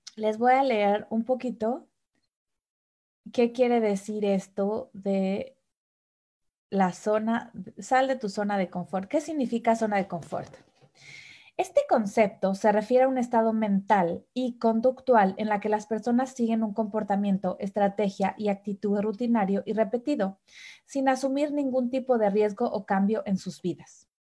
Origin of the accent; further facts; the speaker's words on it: Mexico City, Mexico; moved away as an adult; now in Germany; mexicana. Nací en la Ciudad de México